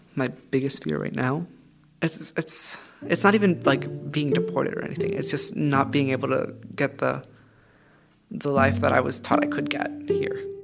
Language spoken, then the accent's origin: English; Mexico; now in United States; I'm 17 years old and I'm from Mexico.